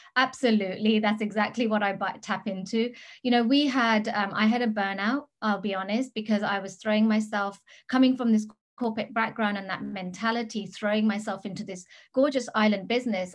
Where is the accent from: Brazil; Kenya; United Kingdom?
United Kingdom; England; moved away as an adult; also born or lived in Gili Trawangan, Indonesia; now in Bali, Indonesia; I am British. I've been I was born in England